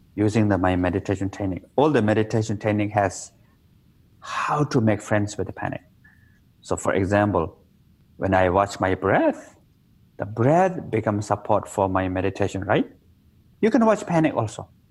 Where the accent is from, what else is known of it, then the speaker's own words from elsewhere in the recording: Nepal; in my hometown, I was born in Nepal in the Himalaya mountain.